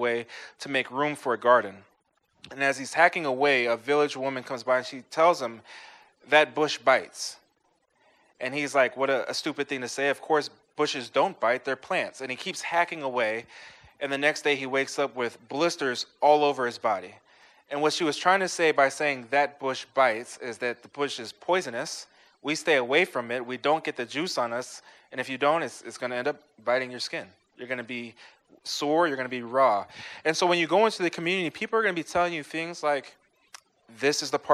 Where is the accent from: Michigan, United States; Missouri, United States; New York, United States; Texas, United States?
Missouri, United States; Ferguson; For most of my life, I grew up in Ferguson, Missouri.